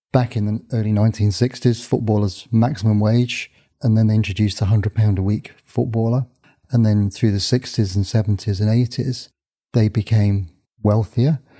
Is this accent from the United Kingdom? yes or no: yes; Northampton, East Midlands, United Kingdom; my hometown, Northampton's a small town